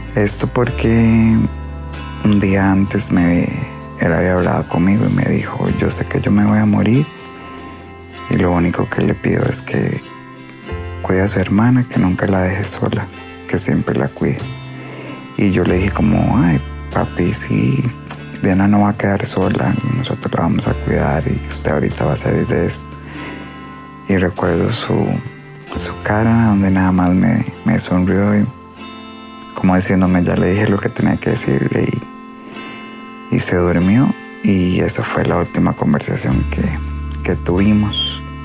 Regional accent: Hojancha, Guanacaste, Costa Rica; nosotros somos de Ojanche

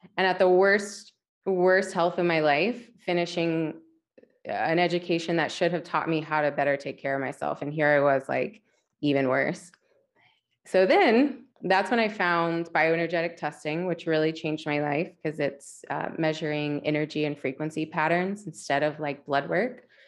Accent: West Virginia, United States; moved away; I was born and raised in West Virginia

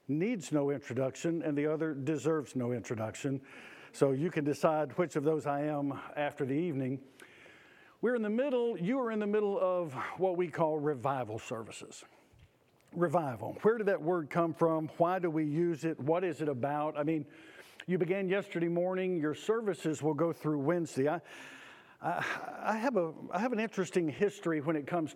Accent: Auburn, Georgia, United States; the little church where I grew up in Auburn, Georgia

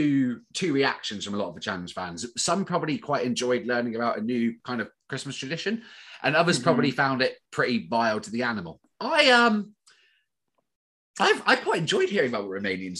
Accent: United Kingdom; I'm British

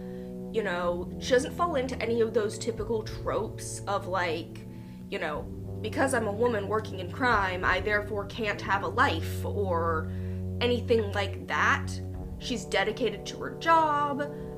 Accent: Louisiana, United States; born there; For those of you who don't know, I was born in Louisiana. I spent most of my summers and holidays growing up there.

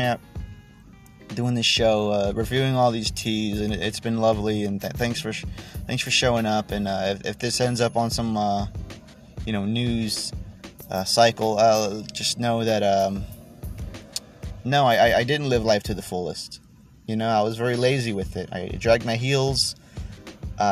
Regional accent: United States; I'm American

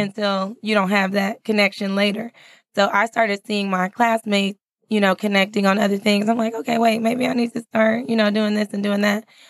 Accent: California, United States; moved away as an adult; also born or lived in San Francisco Bay Area; now in Texas, United States; I'm not from Texas. I'm from California.

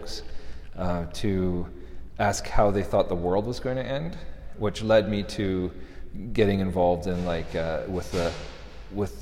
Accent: Canada; being a Canadian

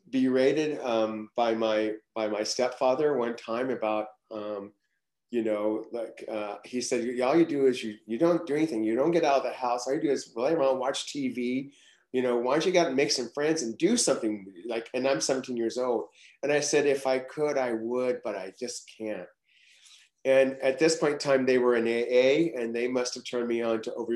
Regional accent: Los Angeles, California, United States; accent: Okie; also born or lived in Oklahoma; I was born in Oklahoma, but I was shipped to California when I was age four because my family was going through a divorce, my parents were going through a divorce. So I wound up in Los Angeles, Southern California

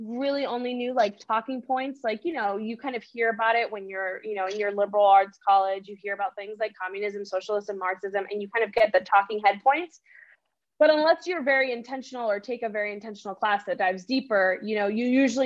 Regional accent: United States; first language Spanish; English is a second language; growing up in the United States

